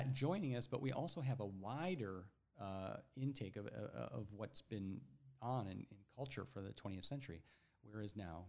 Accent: Ohio, United States; growing up in Ohio

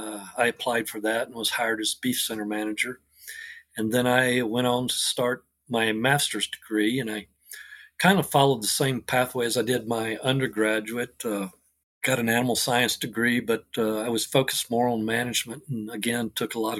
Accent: near Fort Worth, Texas, United States; now in Rush, Colorado, United States; I'm originally grew up in Texas near Fort Worth, small community outside of Fort Worth

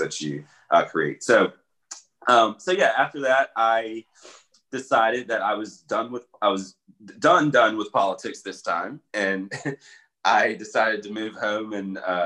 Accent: Richmond, Virginia, United States; I was born and raised in Richmond, Virginia. I grew up in Henrico County

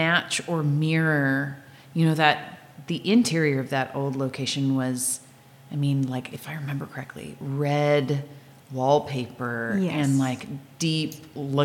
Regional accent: Nipomo, California, United States; I grew up in Napomo

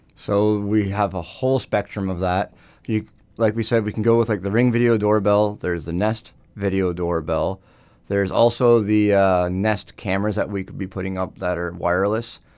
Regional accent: Northumberland County, Ontario, Canada; born and raised in Northumberland County, but we do also service outside

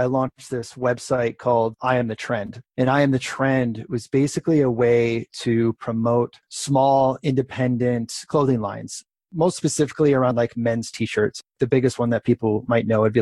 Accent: Crystal Lake, Illinois, United States; moved away as an adult; also born or lived in Wisconsin / San Francisco; I grew up in Crystal Lake, suburb of Chicago, and moved back to that area.

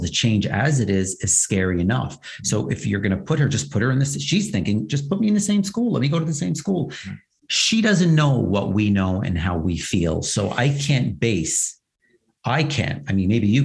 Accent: New York City, New York, United States; also born or lived in Brooklyn; I was born in Brooklyn and spent most of my life in Manhattan, in New York City

